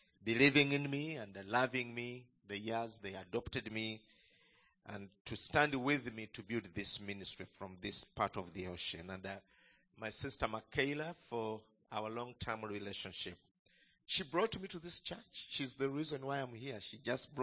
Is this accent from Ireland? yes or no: no; Uganda; greetings from home, from Uganda